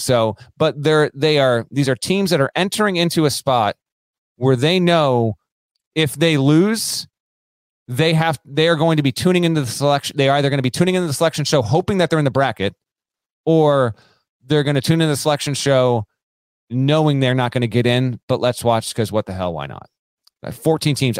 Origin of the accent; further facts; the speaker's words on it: South Burlington, Vermont, United States; I grew up in South Burlington, Vermont